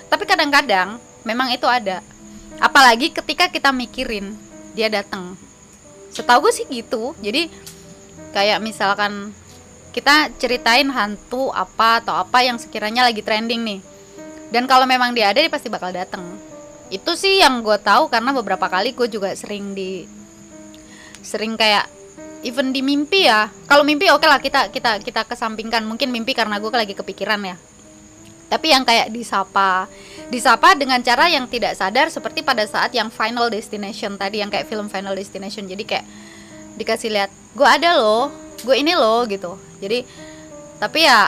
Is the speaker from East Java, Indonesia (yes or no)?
yes; East Java, Indonesia; apalagi gue tinggal gue dari Jawa Timur